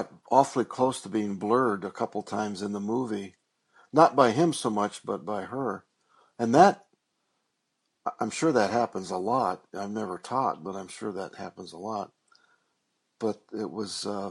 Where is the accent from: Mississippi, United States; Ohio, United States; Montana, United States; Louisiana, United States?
Montana, United States; my hometown of Montana